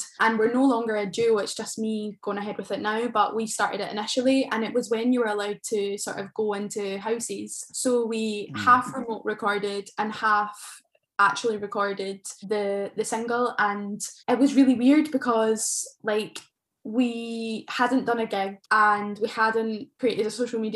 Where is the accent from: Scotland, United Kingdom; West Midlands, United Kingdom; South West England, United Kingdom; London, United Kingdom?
Scotland, United Kingdom; between Glasgow and Edinburgh; where I'm from, it's known for the overspill from Edinburgh and Glasgow